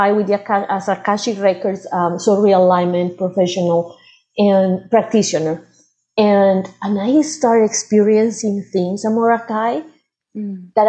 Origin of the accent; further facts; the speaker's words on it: Medellín, Antioquia, Colombia; moved away as an adult; now in United States; I was born in Medellin